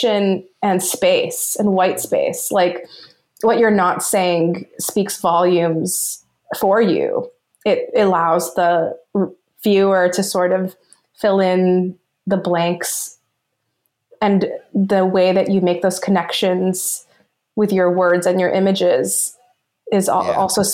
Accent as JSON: {"language": "English", "town": "Los Angeles", "region": "California", "country": "United States", "tie": "born or raised there", "said": "I grew up in Los Angeles. I'm Filipino Egyptian American. I grew up in Los Angeles"}